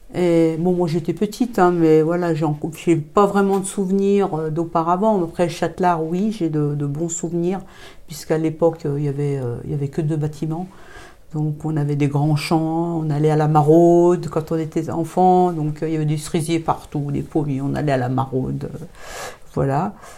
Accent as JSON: {"language": "French", "town": "Thonon-les-Bains", "region": "Auvergne-Rhône-Alpes", "country": "France", "tie": "born or raised there", "said": "je suis originaire de Tonon, je suis née à Tonon-les-Bains en 1966."}